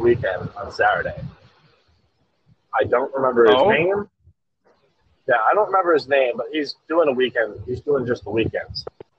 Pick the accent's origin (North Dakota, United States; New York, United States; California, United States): North Dakota, United States; Valley City; I'm more from Valley City.